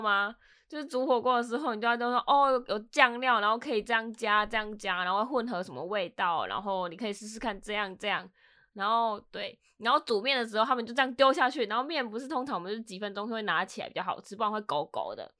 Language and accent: Chinese; Taiwan; now in Los Angeles, United States; I'm from Taiwan